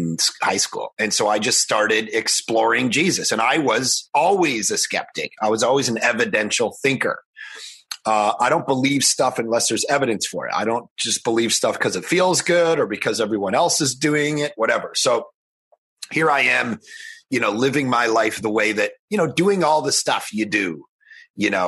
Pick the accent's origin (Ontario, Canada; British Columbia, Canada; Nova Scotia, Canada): Ontario, Canada; just outside of Toronto; I was born just outside of Toronto, grew up in a totally non-Christian home.